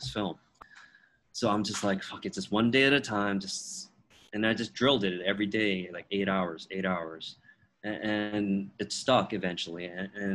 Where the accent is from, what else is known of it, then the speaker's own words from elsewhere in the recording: Toronto, Ontario, Canada; first language Teochew; English is a second language; moved away as an adult; also born or lived in Beijing; I was born and raised in Toronto